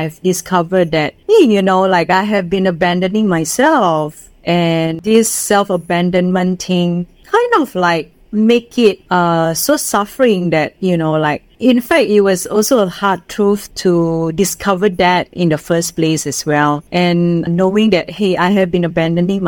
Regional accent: Indonesia; English is a second language; moved away as an adult; now in Singapore; I'm from Indonesia

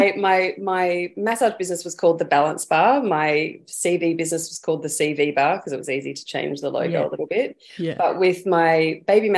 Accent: Darwin, Northern Territory, Australia; moved away as an adult; now in Queensland, Australia; I grew up in Darwin in the Northern Territory for quite a bit of time

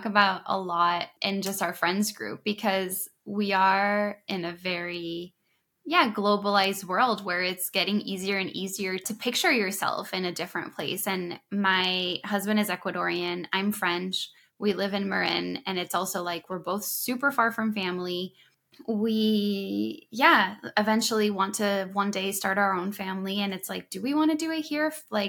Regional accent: Thailand; And so I've grown up a little bit all over. I grew up in Thailand when I was little.

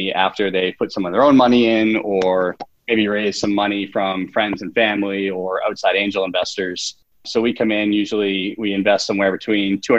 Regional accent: Boston, Massachusetts, United States; now in New York, United States; we have it in Boston

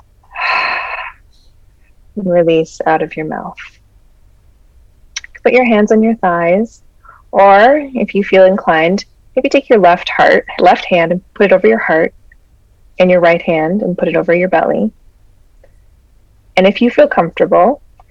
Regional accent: Peace Athabasca Delta, Northern Alberta, Canada; we come from the Peace Athabasca Delta

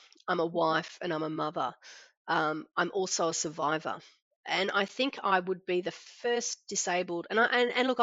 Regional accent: Brisbane, Queensland, Australia; moved away as an adult; now in Noosa, Australia; grew up at the Gap, only child

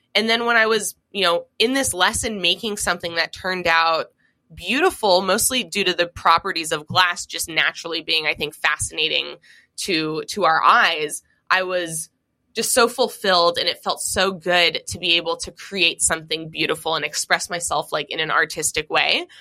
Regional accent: Seattle, Washington, United States; growing up in Seattle, Washington

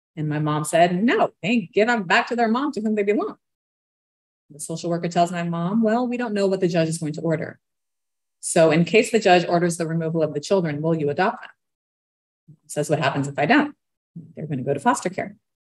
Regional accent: Brazil; moved away; We're from Brazil

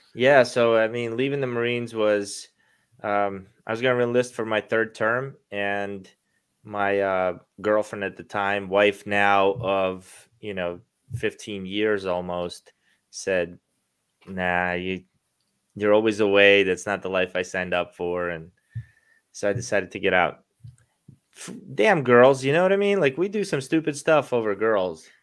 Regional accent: Baltimore, Maryland, United States; moved away as an adult; now in Florida, United States; growing up in Baltimore, I'm a Baltimore Ravens fan

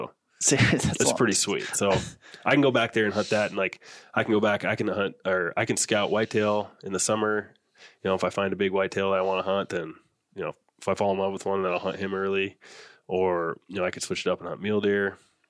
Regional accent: North Dakota, United States; moved away; I grew up in North Dakota, so I know, you know, where I grew up, I know that area so well

